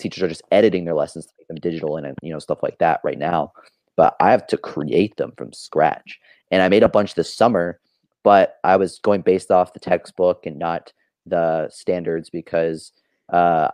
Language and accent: English; Oklahoma, United States; born or raised there